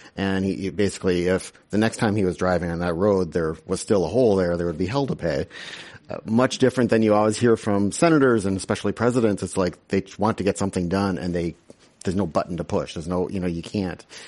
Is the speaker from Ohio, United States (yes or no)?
no; Wisconsin, United States; My home state